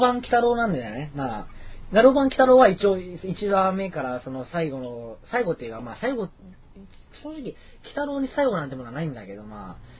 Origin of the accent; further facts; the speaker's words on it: Kurashiki, Okayama, Japan; now in Osaka, Japan; 岡山の倉敷で僕8年間住んでた